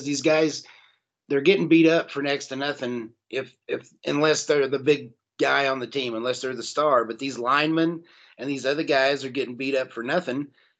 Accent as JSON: {"language": "English", "region": "Southern Illinois", "country": "United States", "said": "I come from Southern Illinois in the Midwest"}